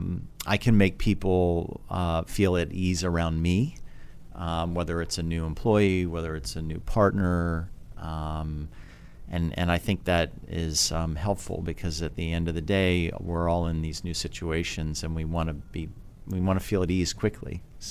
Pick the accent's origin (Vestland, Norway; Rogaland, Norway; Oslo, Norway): Oslo, Norway; growing up in Oslo is wonderful because during the summer the sun never sets